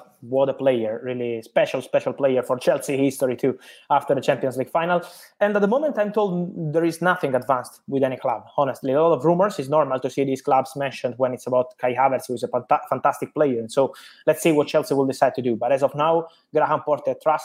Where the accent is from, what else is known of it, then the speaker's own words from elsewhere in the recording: Naples, Campania, Italy; I'm from Italy and from Napoli